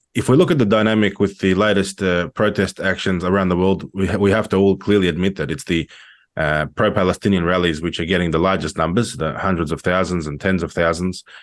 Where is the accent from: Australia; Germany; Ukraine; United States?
Australia; I'm an Australian